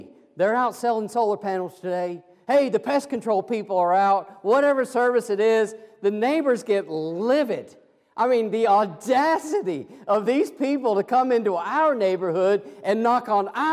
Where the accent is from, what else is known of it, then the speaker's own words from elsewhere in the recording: Kansas, United States; moved away; I'm an old farm boy from Kansas, and I grew up down the road from my grandparents